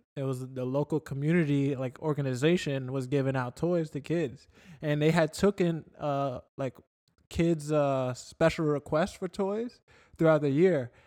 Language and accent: English; New York, United States; moved away; when I was a kid growing up in New York